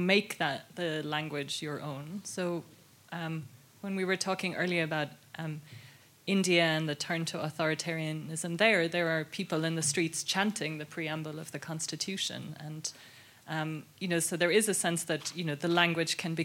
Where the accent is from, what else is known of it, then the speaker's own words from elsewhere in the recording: Ireland; I grew up in Ireland in the 80s